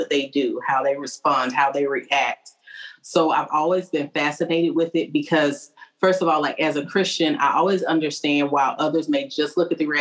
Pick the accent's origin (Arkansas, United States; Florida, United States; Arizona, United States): Arkansas, United States; now in Clarksville, United States; I'm actually from Arkansas.